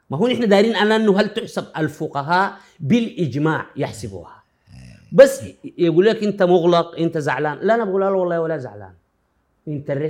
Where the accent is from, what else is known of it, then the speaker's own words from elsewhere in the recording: Sudan; انا اتكلم عندنا في السودان